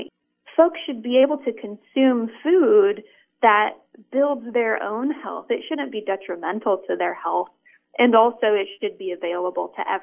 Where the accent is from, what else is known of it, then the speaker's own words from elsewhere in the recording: Iowa, United States; I grew up in Iowa surrounded by cornfields